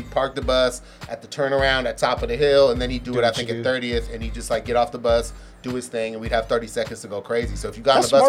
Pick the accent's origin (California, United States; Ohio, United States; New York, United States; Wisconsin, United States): California, United States; San Francisco; I got a lot of history in Excelsior, man. I'm from Fillmore, but I got a lot of love out here.